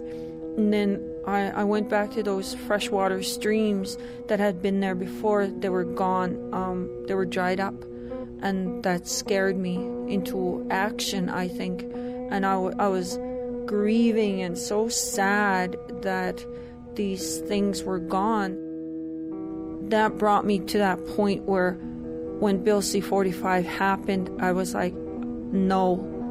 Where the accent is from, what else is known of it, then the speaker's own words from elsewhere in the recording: Canada; I'm from the Treaty 6 territory in what is now known as Canada